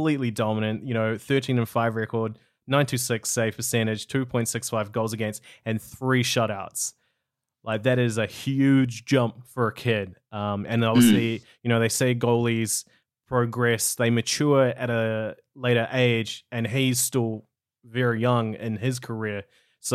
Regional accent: Tauranga, Bay of Plenty, New Zealand; when I was a kid, like 11 or 12, growing up in Tauranga in New Zealand

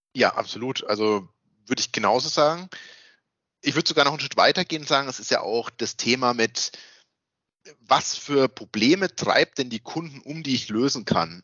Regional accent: Würzburg area, Bavaria, Germany; accent: Franconian; dass man merkt, dass wir aus dieser Würzburger Gegend sind.

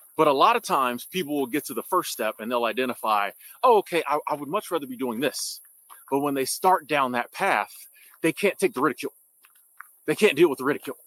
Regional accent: United States; I'm from America

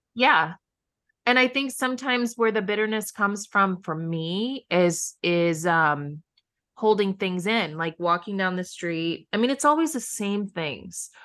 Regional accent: Midwest, United States; now in New York City, United States; I grew up in the Midwest

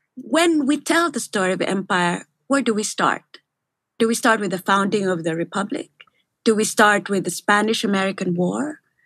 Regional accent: Manila, Metro Manila, Philippines; I was born and raised in Manila, in the Philippines, where America looms large.

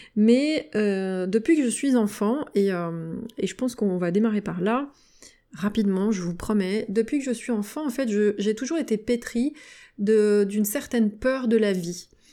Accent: Valence, Auvergne-Rhône-Alpes, France; now in Lyon area, France; je vis en région lyonnaise, je suis originaire de Valence, dans la Drôme

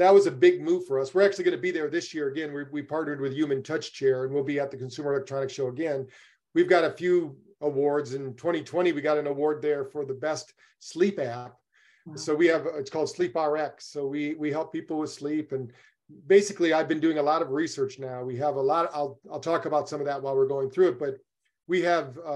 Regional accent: Battle Creek, Michigan, United States; I grew up in Battle Creek, Michigan

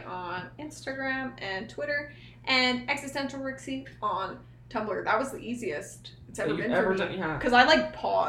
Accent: central northern Alberta, Canada; being from like central northern Alberta.

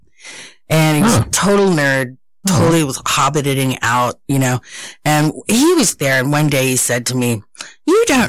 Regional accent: Southern California, United States; also born or lived in Arkansas; now in New York, United States; I was born in Arkansas, but I was raised behind the Orange Curtain

